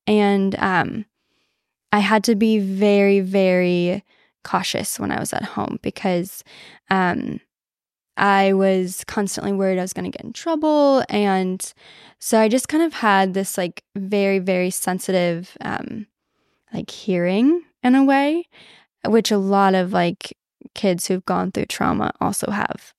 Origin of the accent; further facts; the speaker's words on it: Southern Illinois, United States; moved away; I grew up in Illinois, um, Southern Illinois